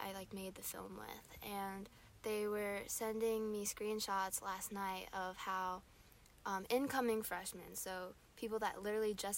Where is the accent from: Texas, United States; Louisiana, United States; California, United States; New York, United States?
California, United States; Redondo Beach; I'm from Redondo Beach, California, which is like a little suburbs in LA.